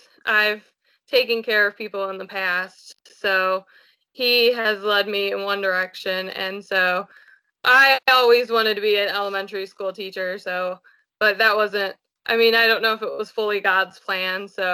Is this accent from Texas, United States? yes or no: no; Colorado, United States; also born or lived in Georgia, United States; I grew up in Colorado and Georgia, and then we moved back here because my dad retired out of the military